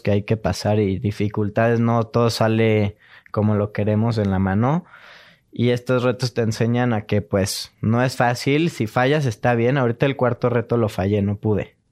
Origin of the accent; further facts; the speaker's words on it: Cuernavaca, Morelos, Mexico; now in Mexico City, Mexico; Nací en Cuernavaca. Ajá y vivo aquí en la Ciudad de México.